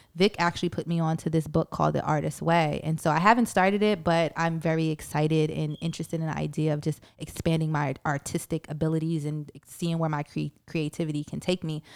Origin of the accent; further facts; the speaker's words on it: New York City, New York, United States; I'm from Brooklyn